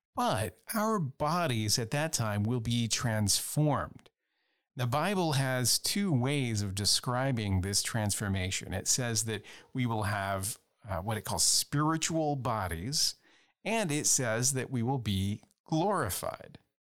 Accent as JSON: {"language": "English", "region": "Louisiana", "country": "United States", "said": "I come from Louisiana, where there are constant hurricanes and floods"}